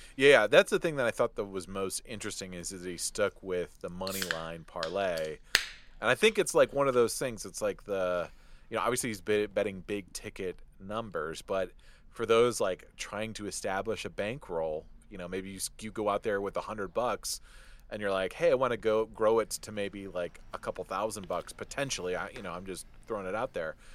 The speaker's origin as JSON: {"language": "English", "town": "Detroit", "region": "Michigan", "country": "United States", "tie": "born or raised there", "said": "when I was a kid growing up in Detroit"}